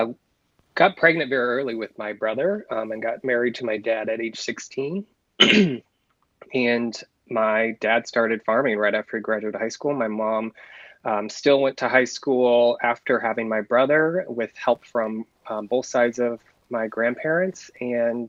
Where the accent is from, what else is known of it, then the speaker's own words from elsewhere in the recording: Pomeroy, Iowa, United States; I'm a lifelong Iowan. I was born and raised in Northwest Iowa on a farm outside of a tiny town called Pomeroy